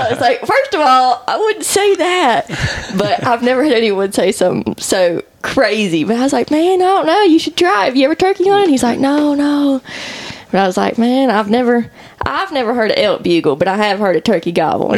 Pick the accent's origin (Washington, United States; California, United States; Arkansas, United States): Arkansas, United States; Crowley's Ridge, Northeast; I'm from Northeast Arkansas. I grew up on Crowley's Ridge, which is the only ridge in the Delta region.